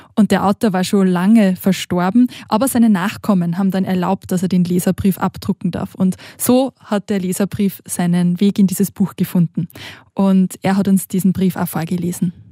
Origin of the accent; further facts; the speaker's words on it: Austria; moved away as an adult; now in Switzerland; ich bin aus Österreich und ich war jetzt über Ostern auch nach Hause gefahren zu meiner Familie